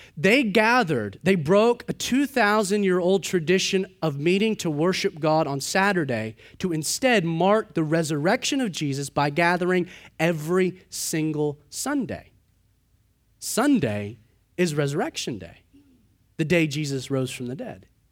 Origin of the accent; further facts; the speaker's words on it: United States; as Americans